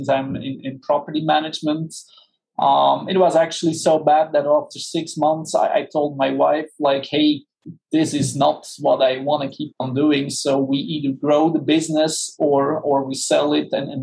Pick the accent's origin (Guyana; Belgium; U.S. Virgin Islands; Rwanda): Belgium; moved away as an adult; now in Orlando, United States; I'm actually from Belgium. So I'm a far, long way from home